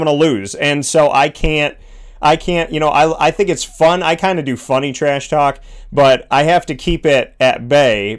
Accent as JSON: {"language": "English", "town": "Syracuse", "region": "New York", "country": "United States", "tie": "born or raised there", "said": "from Syracuse to Toronto. So I essentially did the trek from my hometown"}